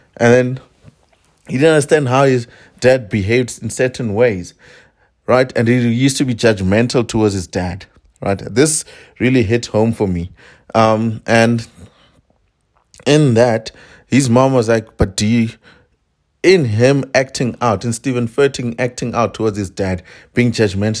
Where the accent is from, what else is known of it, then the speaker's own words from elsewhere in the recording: South Africa; I am a South African Venda man.